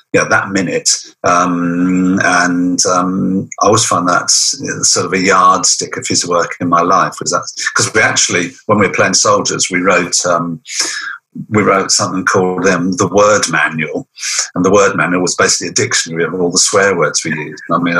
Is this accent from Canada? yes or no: no; Portsmouth, South East England, United Kingdom; also born or lived in Bath / Gibraltar; Yeah, I was born in Bath, very nearly born on the beach in Weston-super-Mare, but that's another story. But my parents in the Navy, or my dad was in the Navy, and we moved out to Gibraltar for some time. Then most of my child was in Portsmouth by the seaside.